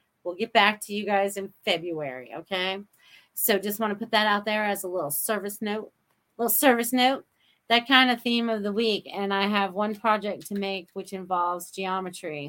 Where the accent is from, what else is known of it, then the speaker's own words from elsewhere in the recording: Maine, United States; now in Sarasota, United States; I grew up in New England, Maine. Whoever thought I would end up in Sarasota, Florida?